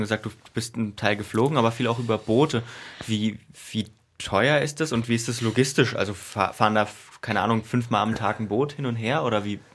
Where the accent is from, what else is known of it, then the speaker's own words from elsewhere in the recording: Germany; als Deutscher